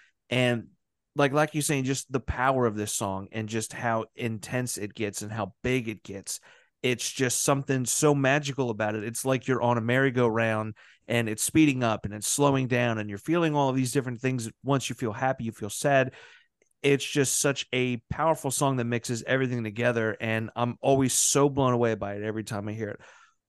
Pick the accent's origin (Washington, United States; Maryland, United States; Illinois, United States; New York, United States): Maryland, United States; Baltimore area; moved away; I'm from the Baltimore area, like not the city necessarily, we're just outside of the county, but it's a small enough little nook to where it can feel like it's that one horse town.